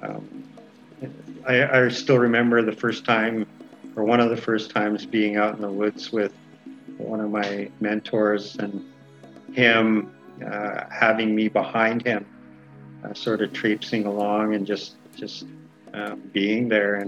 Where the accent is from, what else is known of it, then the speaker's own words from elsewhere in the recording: Kamloops, British Columbia, Canada; I am from Tkamloops, just outside the city of Kamloops, BC.